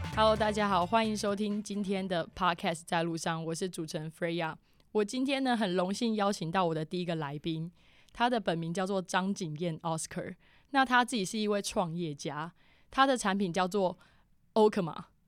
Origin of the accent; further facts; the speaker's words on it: Keelung, Taiwan; 我老家基隆那边